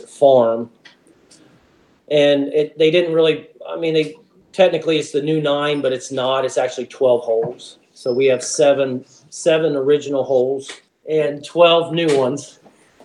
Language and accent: English; Columbus, Ohio, United States; I grew up in Columbus and went to Ohio State, graduated in 91